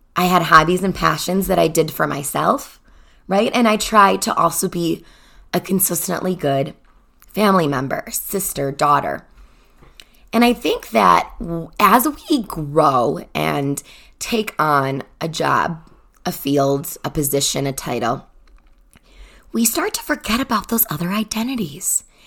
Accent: Chicago, Illinois, United States; moved away as an adult; now in Denver, United States; I grew up in Chicago, the first twenty-four years of my life

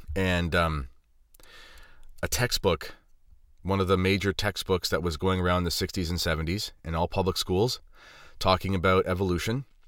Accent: Southwestern Ontario, Canada; I'm not from Toronto. I'm from Ontario, and I'm from Southwestern Ontario

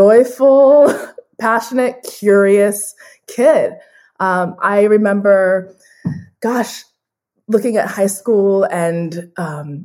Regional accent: Phoenix, Arizona, United States; I'm a first generation Nigerian American, born and raised in Phoenix, Arizona

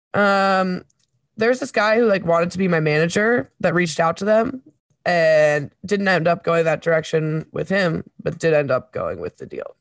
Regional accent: Webster Groves, Missouri, United States; also born or lived in Saint Paul, Minnesota; when I was ten, I moved from Saint Paul, Minnesota to Webster Groves, Missouri

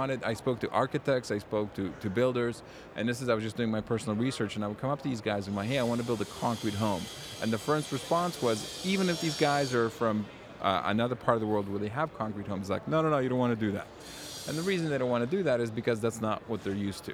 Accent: Warsaw, Masovian Voivodeship, Poland; now in Canada; I was born in Warsaw, Poland

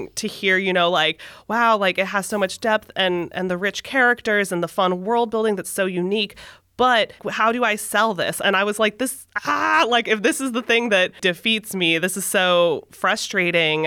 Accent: San Francisco Bay Area, California, United States; I was born in the San Francisco Bay Area. I have lived in California

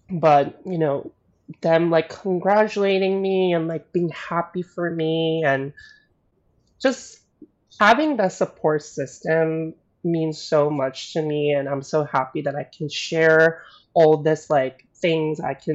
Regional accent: the South, United States; growing up in the South. So I didn't necessarily have a lot of like Asian friends or didn't grow up with a lot of Asian community slash culture.

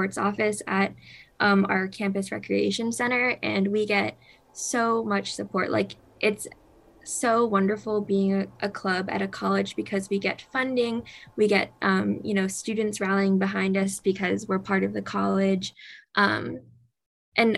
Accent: Savannah, Georgia, United States; now in Atlanta, United States; Savannah, Georgia, which is my hometown

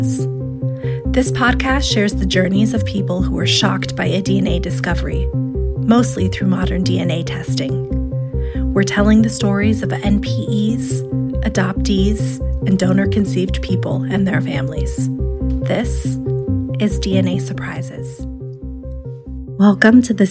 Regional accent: Tucson, Arizona, United States; I'm 36 years old. And I'm from Tucson, Arizona

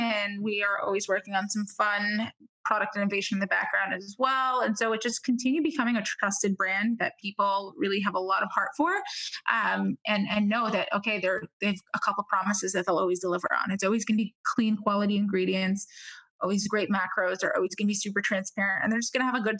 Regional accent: New York, United States; Growing up in New York, you become callous really quick to a lot of things.

